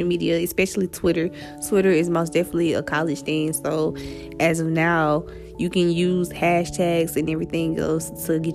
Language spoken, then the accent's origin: English; Atlanta, Georgia, United States; moved away as an adult; now in Savannah, United States; I am from Atlanta, Georgia